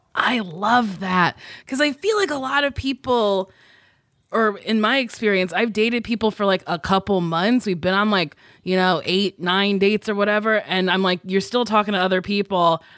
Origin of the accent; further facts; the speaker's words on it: New Jersey, United States; accent: Jersey; moved away; I sound very Jersey because that's where I grew up